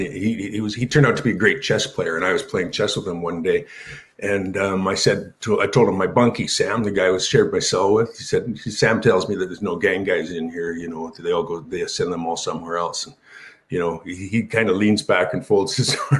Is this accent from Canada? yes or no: yes; Canada; We're Canadian